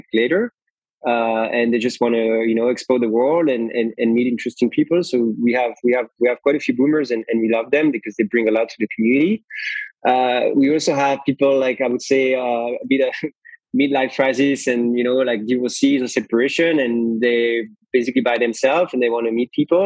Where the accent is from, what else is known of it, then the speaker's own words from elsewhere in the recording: Belgium; moved away; I grew up in Belgium, and it's definitely not a country for entrepreneurs